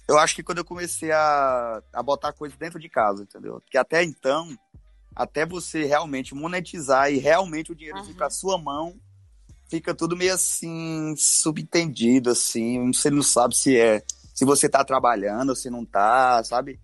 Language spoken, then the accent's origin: Portuguese; Bom Jesus, Piauí, Brazil; accent: nordestino; moved away as an adult; eu sou de Bom Jesus, no Piauí. É uma cidadezinha que tem 35 mil habitantes